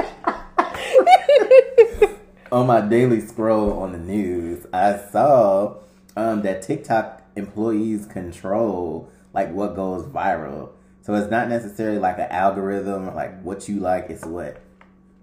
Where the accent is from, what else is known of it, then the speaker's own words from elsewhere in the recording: Chicago, Illinois, United States; now in California, United States; we're from Chicago